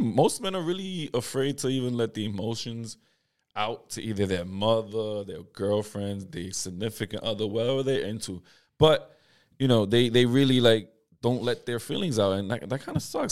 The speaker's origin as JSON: {"language": "English", "country": "United States", "tie": "born or raised there", "said": "I've been here my whole life"}